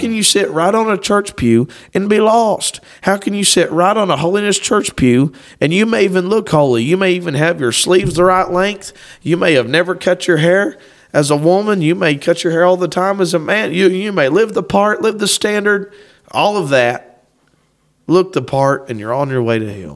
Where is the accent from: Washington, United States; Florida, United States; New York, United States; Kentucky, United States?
Kentucky, United States; Lewis County; we're from Kentucky